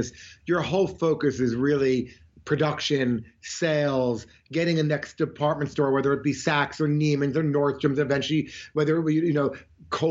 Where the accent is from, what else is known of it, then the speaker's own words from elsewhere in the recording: Montclair, New Jersey, United States; now in Florida, United States; I grew up in Montclair, New Jersey